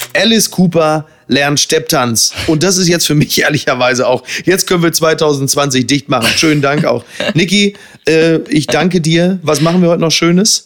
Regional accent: Germany; wir als Deutsche

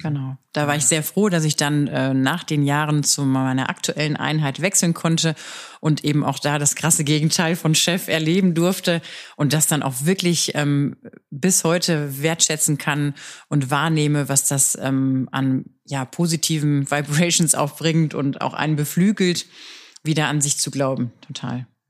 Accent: Ruhr area, North Rhine-Westphalia, Germany; moved away as an adult; now in Stuttgart, Germany; Wir sind äh, aus dem Ruhrgebiet

